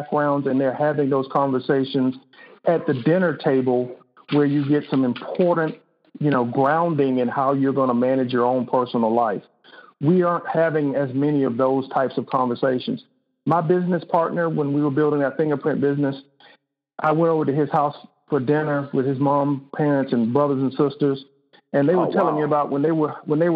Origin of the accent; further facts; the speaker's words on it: Selma, Alabama, United States; my hometown of Selma